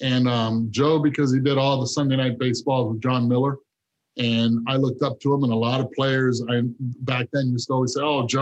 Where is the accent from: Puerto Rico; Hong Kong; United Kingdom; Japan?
Puerto Rico; moved away; also born or lived in Cincinnati, Ohio, United States; I was born in Cincinnati. I was raised in Puerto Rico, but my blood is full Cuban